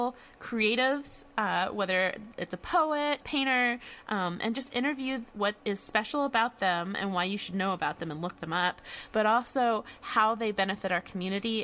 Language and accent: English; California, United States; now in East Texas, United States; I am originally actually from California